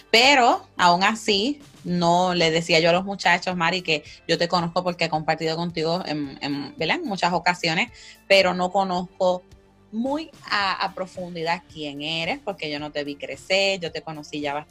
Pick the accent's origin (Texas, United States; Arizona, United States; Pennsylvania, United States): Pennsylvania, United States; Ajá, exacto, exactamente. yo me crié acá en los Estados Unidos.